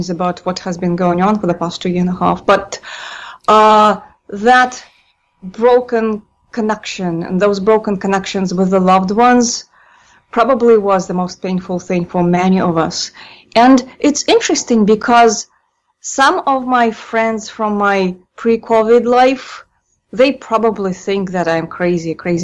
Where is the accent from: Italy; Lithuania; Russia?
Russia; Moscow; moved away; born and raised in Moscow